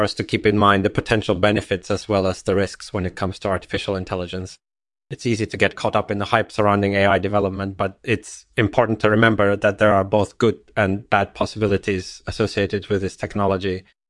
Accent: England, United Kingdom; born there; I was born in England in 1963 and grew up in a relatively secular household

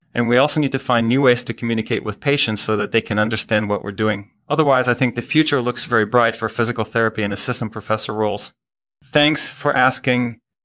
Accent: Belgium; moved away as an adult; also born or lived in Maryland, United States; now in Montreal, Canada; I grew up in Belgium

